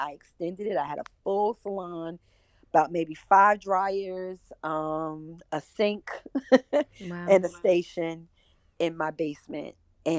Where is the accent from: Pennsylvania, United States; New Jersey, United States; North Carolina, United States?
New Jersey, United States; moved away as an adult; also born or lived in Baltimore, Maryland; I'm from Jersey